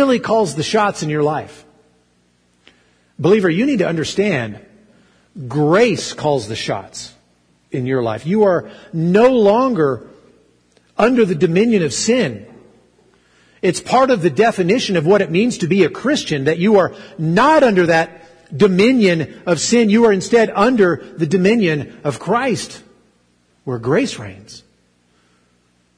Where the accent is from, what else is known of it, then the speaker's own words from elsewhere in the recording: Arkansas, United States; I grew up in Arkansas, and so I didn't say pretend like, I said ten like